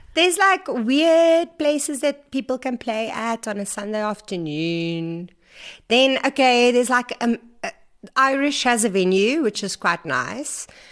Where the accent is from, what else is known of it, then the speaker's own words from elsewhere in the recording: Vanderbijlpark, Gauteng, South Africa; moved away as an adult; also born or lived in Stellenbosch; I grew up in Farabelle Park